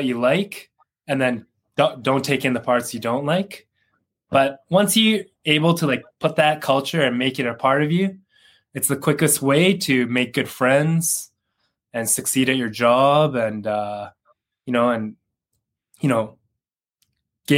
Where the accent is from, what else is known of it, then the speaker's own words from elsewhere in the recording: Canada; moved away as an adult; now in Japan; I'm Canadian. I lived in Canada for 26 years and I moved to Japan